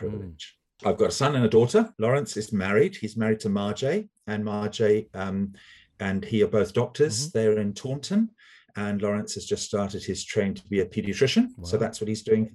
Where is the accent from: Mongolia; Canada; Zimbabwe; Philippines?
Zimbabwe; moved away as an adult; also born or lived in Cape Town, South Africa; now in United Kingdom; So I was born in Zimbabwe and lived there, did all my schooling there, and went to university in Cape Town